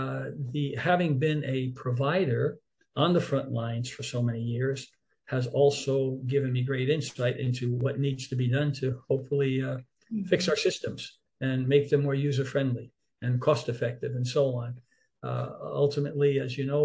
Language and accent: English; New York City, New York, United States; growing up in Harlem in New York City